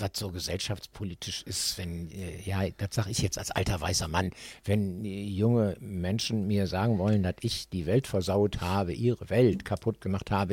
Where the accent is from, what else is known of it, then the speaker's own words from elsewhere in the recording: Düsseldorf, North Rhine-Westphalia, Germany; ich bin tatsächlich in Oberkassel-Niederkassel ja groß geworden